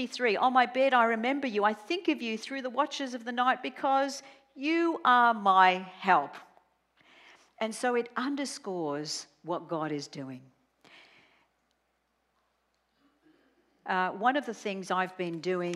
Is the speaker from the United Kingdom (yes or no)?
no; Australia; I'm Australian